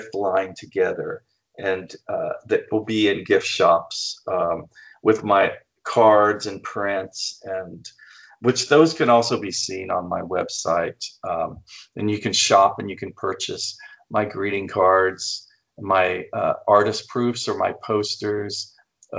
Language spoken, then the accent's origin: English; flat Oklahoma, United States; moved away; growing up in Flat, Oklahoma